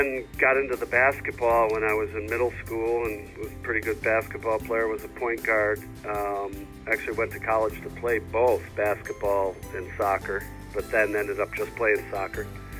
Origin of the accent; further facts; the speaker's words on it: Rochester, New York, United States; It was hockey growing up on Lake Ontario.